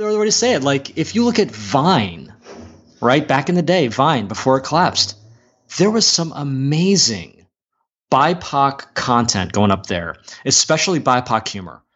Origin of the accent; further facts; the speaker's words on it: Columbia, Maryland, United States; now in Media, United States; I was born in Columbia, Maryland